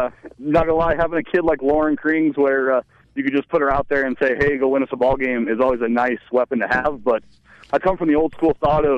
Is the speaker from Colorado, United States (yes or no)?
yes; Loveland, Colorado, United States; Born and raised in Loveland. Come from a long list of relatives that graduated from Loveland High.